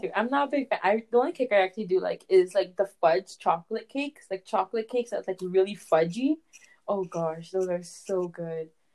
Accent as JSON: {"language": "English", "country": "Canada", "said": "I'm from Canada"}